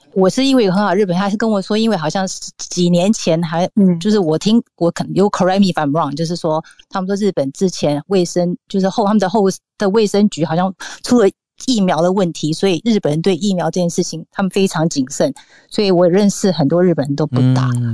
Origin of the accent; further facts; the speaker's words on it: Taiwan; moved away; 所以日本人对对疫苗这件事情，他们比其实比我们台湾人更就是更 会排斥